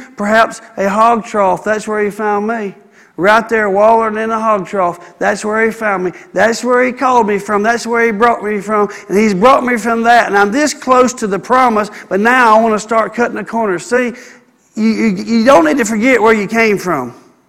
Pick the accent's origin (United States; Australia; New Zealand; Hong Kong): United States; Gardendale, Alabama; Where are you from? Trafford, Bradford, Pinson. That's where I'm from. That's where I'm from. I'm from Gardendale.